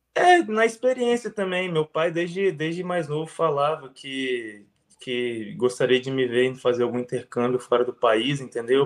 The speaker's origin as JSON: {"language": "Portuguese", "town": "Aracruz", "region": "Espírito Santo", "country": "Brazil", "also_born_or_lived": "Minas Gerais / Vitória, Espírito Santo / United States", "moved": "as an adult", "said": "eu sou de Aracruz, no Espírito Santo"}